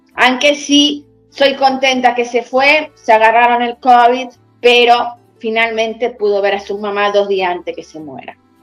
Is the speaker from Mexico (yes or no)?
no; Argentina; moved away as an adult; now in Italy; un ítalo argentino como yo